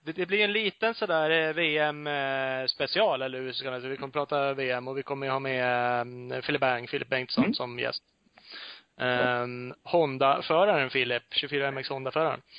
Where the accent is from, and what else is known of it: Sweden